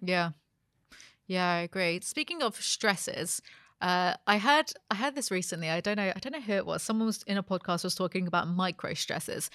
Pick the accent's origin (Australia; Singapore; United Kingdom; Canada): United Kingdom; I grew up being British.